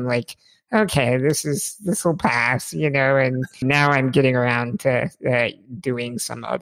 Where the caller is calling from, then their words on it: Oklahoma, United States; I'm in Oklahoma, so right about in the middle of the U.S.